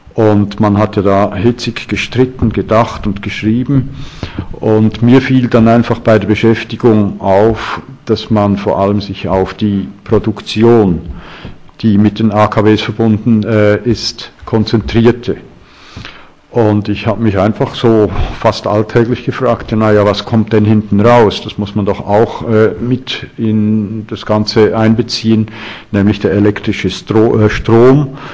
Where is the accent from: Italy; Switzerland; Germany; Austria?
Switzerland; bei uns in der Schweiz